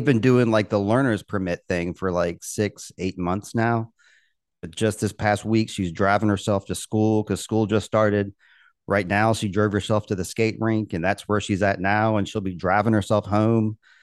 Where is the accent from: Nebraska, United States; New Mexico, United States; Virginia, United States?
Virginia, United States; Richmond; I'm from Richmond, um, Virginia